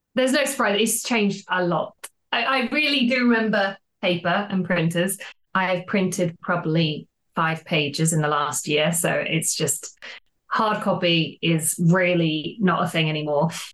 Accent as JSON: {"language": "English", "country": "Australia", "moved": "as an adult", "lives_now": "London, United Kingdom", "said": "I don't know if you can tell from the accent, but I'm originally from Australia"}